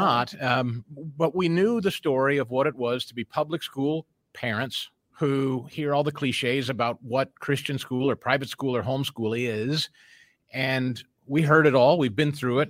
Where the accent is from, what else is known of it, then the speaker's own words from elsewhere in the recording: Missouri, United States; moved away; brought us back to our, well, my home state where I'm, uh, familiar with a lot of folks and I know a lot of folks. It, it had just so happened that, uh, a couple of years prior to our moving back to Missouri